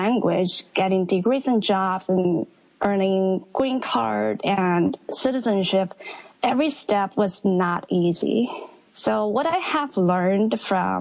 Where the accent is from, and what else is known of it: Wuhan, Hubei, China; moved away as an adult; also born or lived in Astoria, Queens, New York; now in New York, United States